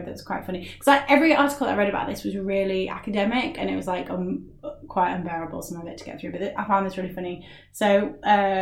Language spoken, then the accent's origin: English; United Kingdom